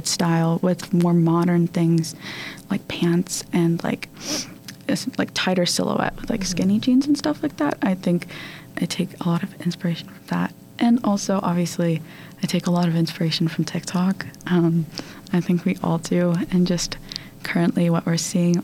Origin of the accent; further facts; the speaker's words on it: West Virginia, United States; now in Kentucky, United States; growing up in West Virginia